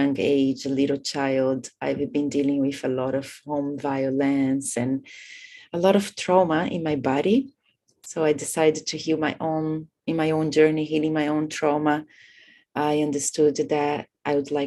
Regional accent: Brazil; moved away as an adult; also born or lived in India / Bali, Indonesia / Thailand; I come from Brazil. I've been living in Asia for the last 20 years, in between India, Bali

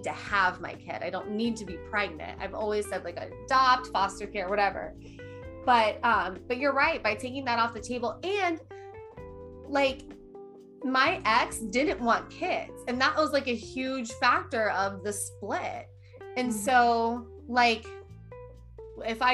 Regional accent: Midwest, United States; I was raised in a Midwestern lifestyle

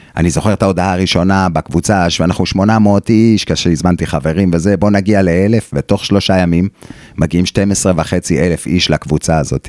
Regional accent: Israel; moved away; also born or lived in Australia; אנחנו הישראלים הדעתנים והווכחנים

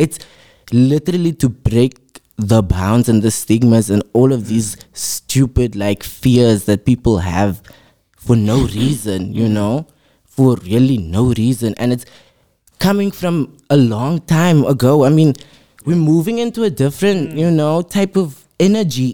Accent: Cape Town, Western Cape, South Africa; I am from Mitchell's Plain

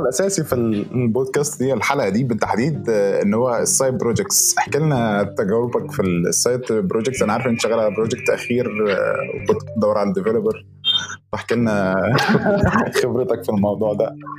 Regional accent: Egypt; عندنا في مصر

